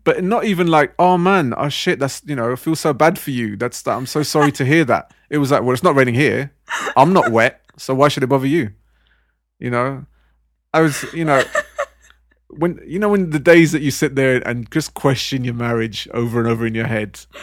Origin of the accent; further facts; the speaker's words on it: Southall, London, United Kingdom; moved away as an adult; I was born, brought up, raised in South for thirty-five years of my life